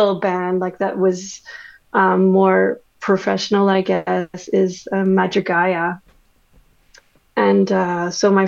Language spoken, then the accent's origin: English; Winnipeg, Manitoba, Canada; first language French; English is a second language; born and raised in Winnipeg, born in a French family. So, French is my first language.